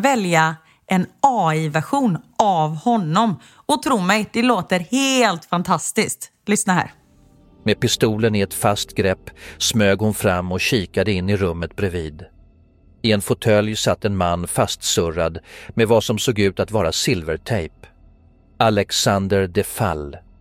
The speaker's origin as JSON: {"language": "Swedish", "town": "Gothenburg", "region": "Västra Götaland", "country": "Sweden", "tie": "born or raised there", "moved": "as an adult", "said": "När jag bodde i Göteborg, jag mm. var ju 21 när jag flyttade därifrån"}